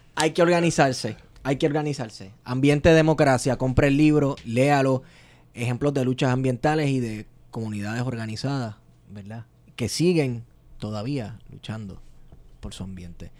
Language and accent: Spanish; Manatí, Puerto Rico; yo soy de Manatí, yo vivo cerca de la playa La Posada de las Mujeres